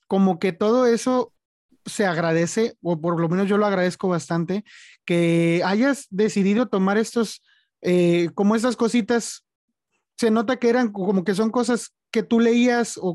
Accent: Mexico; Digo, siendo mexicano, a veces muchos decimos, este, se batalla para que te publiquen

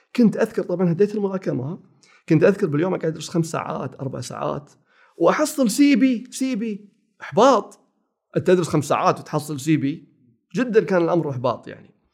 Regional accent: Kuwait; ثاني ابتدائي أولى ابتدائي بالكويت، روضة أولى

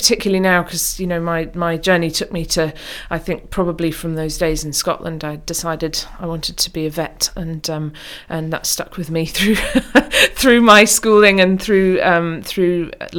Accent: Oman; now in United Kingdom; So yes, we spent time growing up in Oman, and it was when we came back from Oman to the UK that my sister and I finally persuaded our parents

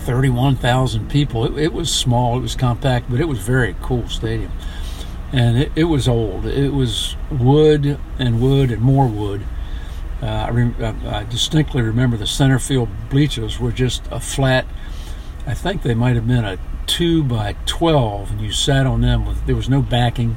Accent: Maryland, United States; also born or lived in Washington, D.C.; we spent all that time growing up in Maryland after moving out of D.C.

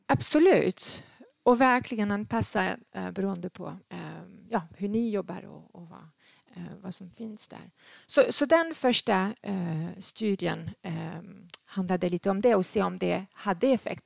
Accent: France; Swedish is a second language; moved away as an adult; now in Sweden; Jag är född i Frankrike

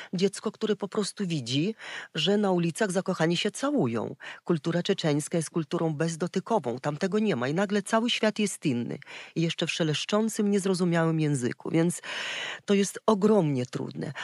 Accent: Ukraine; Polish is a second language; moved away; pochodzę z Czerka, z Ukrainy

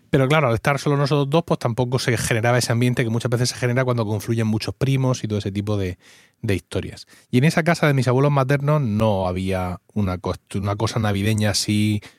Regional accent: Blanca, Region of Murcia, Spain; yo soy ocho apellidos murcianos. Bueno, blanqueños.

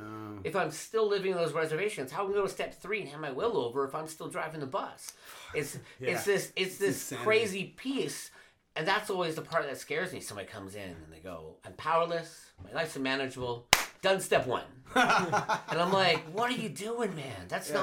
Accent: Vancouver, British Columbia, Canada; I was raised in Vancouver, and I went back about 2 years ago to go see family.

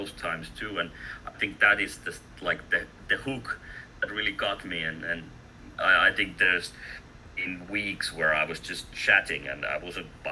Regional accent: Finland; English is a second language; I'm from Finland, so you know, we had a really active Finnish community

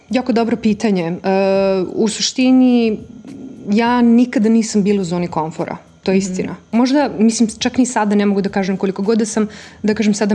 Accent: Serbia; moved away as an adult; also born or lived in London; kod nas u Srbiji

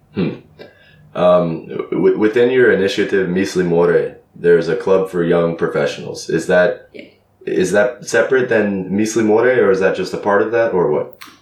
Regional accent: Los Angeles, California, United States; moved away as an adult; now in Zagreb, Croatia; Born and raised in Los Angeles, I'm now living in Zagreb and studying the Croatian language.

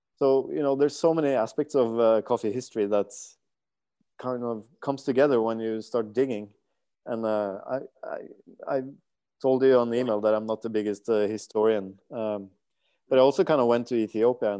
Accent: Norway; I'm a guy from Norway, from the middle class in Norway

